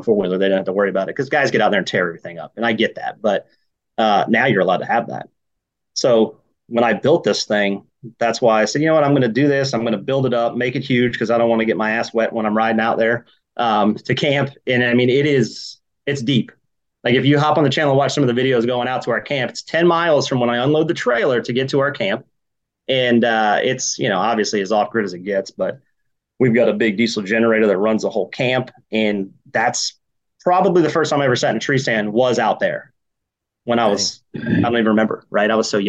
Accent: Georgia, United States; I grew up hunting in Georgia mainly, that place down south

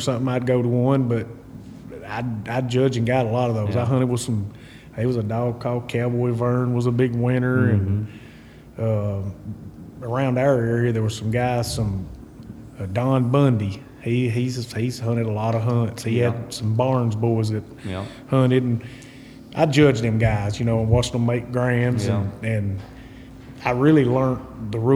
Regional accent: Hermitage Springs, Tennessee, United States; Right around a little town called Hermitage Springs, Tennessee

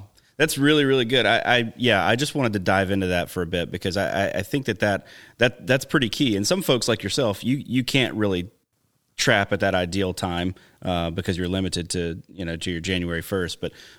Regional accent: far southern Alabama, United States; also born or lived in Baton Rouge, Louisiana; now in Wisconsin, United States; I grew up in Alabama. It was a big deal for us to see a turkey where I was in far southern Alabama.

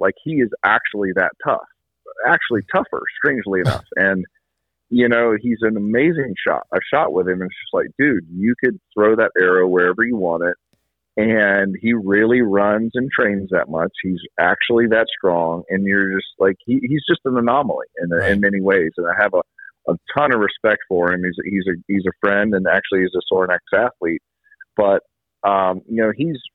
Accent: South Carolina, United States; I'm from South Carolina

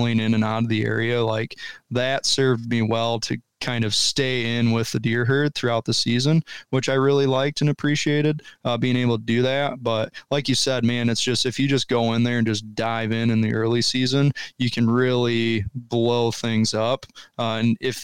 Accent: Michigan, United States; moved away as an adult; now in Ohio, United States; where I grew up in Michigan

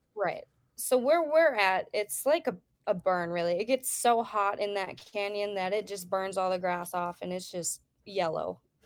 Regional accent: Wisconsin, United States; now in Idaho, United States; I grew up in Wisconsin

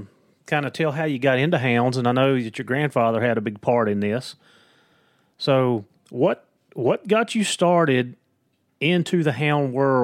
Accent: Virginia, United States; accent: Southwest Virginia; Yeah, it's my accent, I'm telling you. It's the Southwest Virginia. Okay. It's what it is. I'm saying, Howard. But it's that Appalachian slang is what it is.

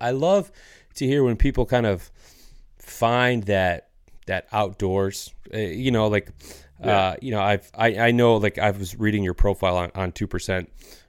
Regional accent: Michigan, United States; I grew up in Northern Michigan in a, you know, fairly small rural community. So like that was a big part of my upbringing.

